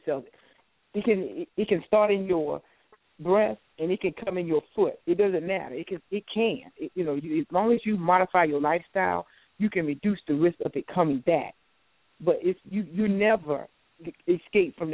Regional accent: South Carolina, United States; now in Washington, D.C., United States; I'm from the South. I'm originally from South Carolina. I live in the Washington, D.C. area now

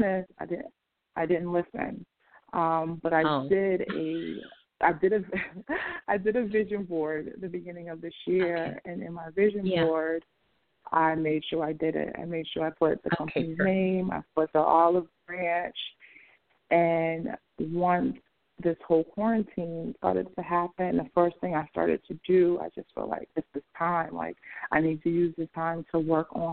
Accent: Boston, Massachusetts, United States; also born or lived in San Francisco; now in Los Angeles, United States; I'm originally from Boston, but I live in L.A.

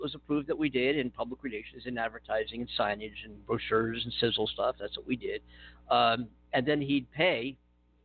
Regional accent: Philadelphia, Pennsylvania, United States; I'm not from Western. I'm from the Philadelphia area, which is Eastern.

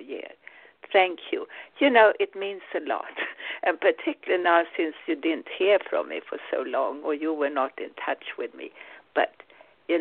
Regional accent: Sweden; English is a second language; now in United States; I'm originally Swedish. I'm now American. Of course, as Swede, you never lose your roots

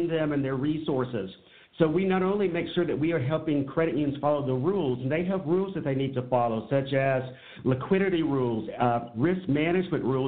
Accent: Charlotte, North Carolina, United States; growing up in Charlotte, North Carolina

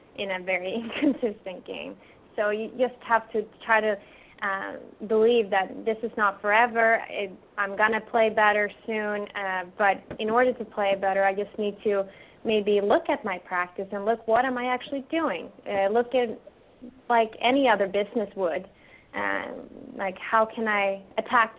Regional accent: Sweden; moved away; We grew up together in Sweden.

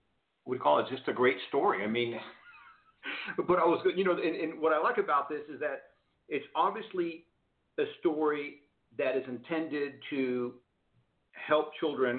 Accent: Houston, Texas, United States; now in Arizona, United States; I grew up in Houston, Texas

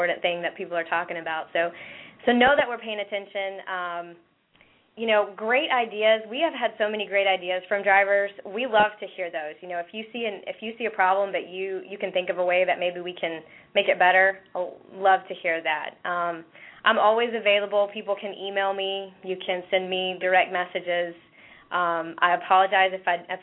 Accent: East Tennessee, United States; growing up in East Tennessee

